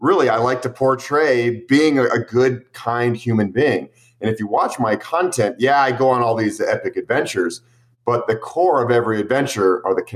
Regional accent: United States; growing up in the United States

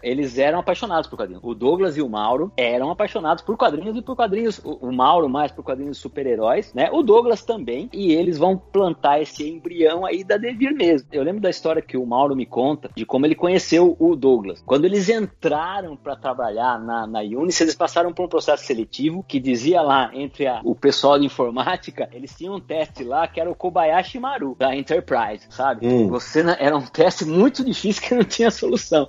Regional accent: Piracicaba, São Paulo, Brazil; eu não sou de São Paulo, sou do interior, sou de Piracicaba

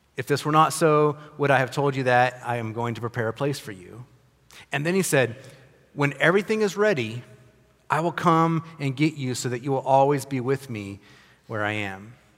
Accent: United States; I'm an American. I'm a privileged American

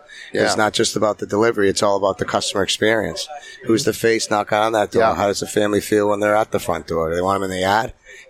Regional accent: Topsfield, Massachusetts, United States; I'm from Topsfield, Mass.

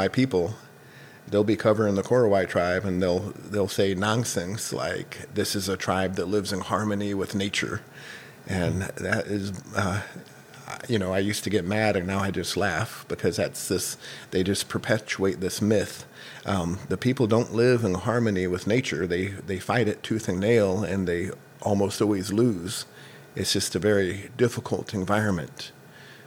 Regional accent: Missouri, United States; moved away as an adult; also born or lived in Papua, Indonesia; I grew up here in Missouri

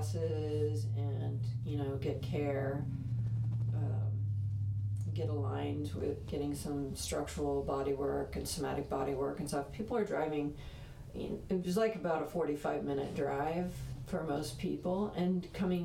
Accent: Delaware County, Indiana, United States; also born or lived in Hartford City, Indiana; I grew up in Delaware County

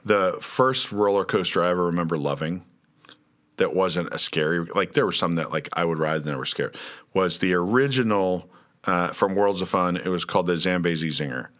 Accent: Lawrence, Kansas, United States; moved away; I'm from Lawrence.

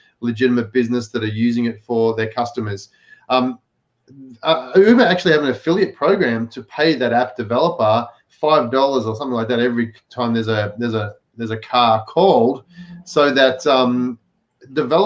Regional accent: Victoria, Australia; in my hometown, in my home state in Australia, Victoria

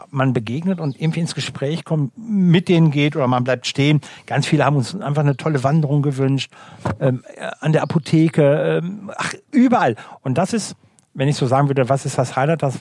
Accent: Rhineland, Germany; Ich liebe Reibekuchen, also von meiner Mama, äh, Rheinischen, ne? ich komme aus dem Rheinischen, Reibekuchen mit äh, Rübenkraut.

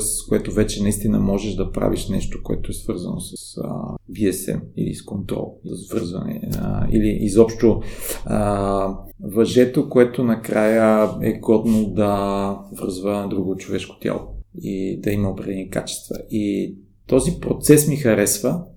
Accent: Bulgaria; аз съм от България

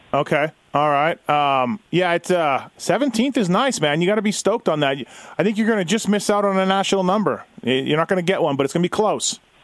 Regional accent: Canada; I'm Canadian

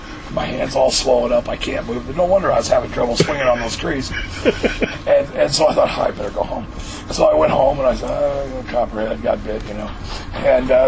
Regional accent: Missouri, United States; I was growing up in Missouri

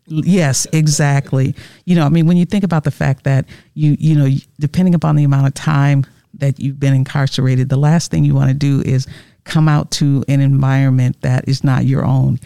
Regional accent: Wisconsin, United States; originally from Wisconsin. Born and raised here, lived here all my life

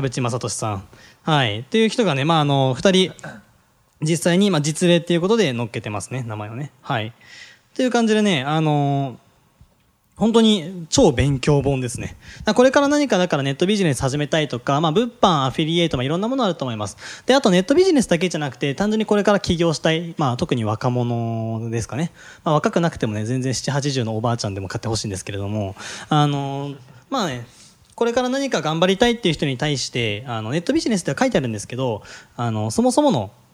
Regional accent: Gunma, Japan; 群馬出身なんですよで前橋工科大学出身です

